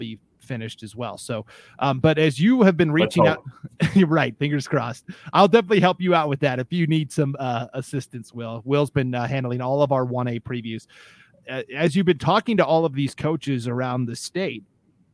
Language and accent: English; Montana, United States; moved away; I grew up in Montana originally